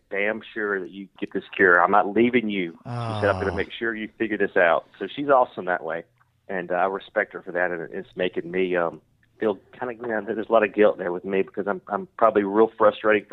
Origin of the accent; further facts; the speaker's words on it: the South, United States; I'm from the South. Love being from the South.